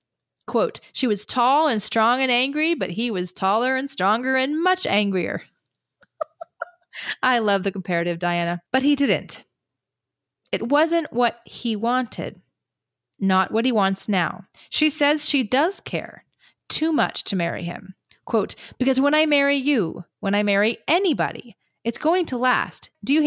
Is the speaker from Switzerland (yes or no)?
no; Canada; And I'm a Canadian in my middle 50s.